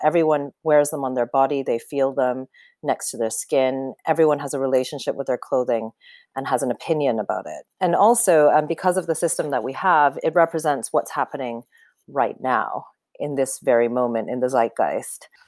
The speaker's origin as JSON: {"language": "English", "country": "Canada", "tie": "born or raised there", "said": "I grew up in Canada"}